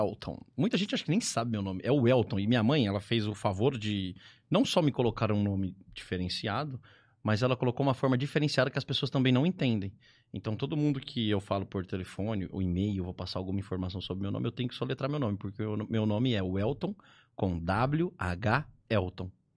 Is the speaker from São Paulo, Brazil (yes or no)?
yes; Ribeirão Preto, São Paulo, Brazil; sou aqui de Ribeirão Preto